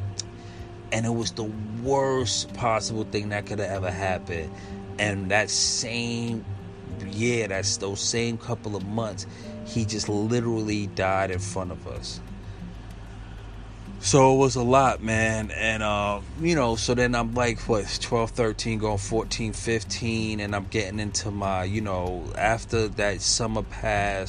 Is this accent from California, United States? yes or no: no; New York City, New York, United States; growing up in the 80s and 90s in Brooklyn